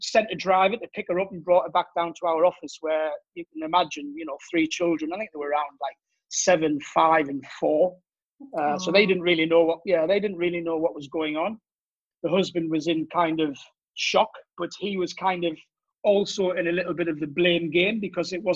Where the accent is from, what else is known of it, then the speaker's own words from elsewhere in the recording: Durham, North East England, United Kingdom; accent: Geordie; moved away as an adult; now in Cannes, France; I'm originally from Durham, the north of England.